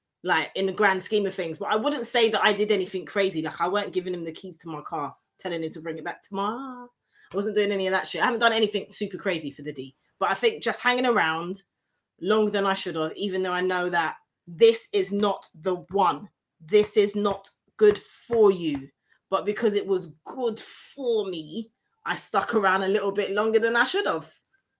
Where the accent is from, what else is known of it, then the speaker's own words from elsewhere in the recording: Canada; I'm Canadian. They use that word like bloody.